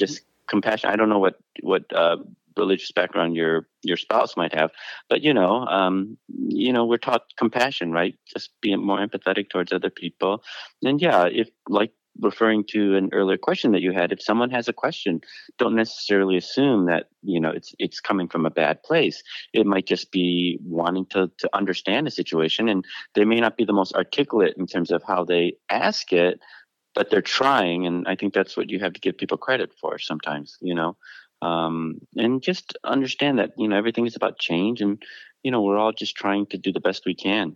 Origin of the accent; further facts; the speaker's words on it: Detroit, Michigan, United States; now in Los Angeles, United States; I grew up in the Detroit in the 80s